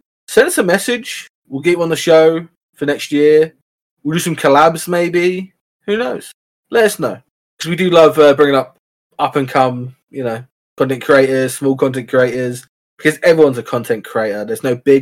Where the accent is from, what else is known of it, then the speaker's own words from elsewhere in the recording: England, United Kingdom; I'm from England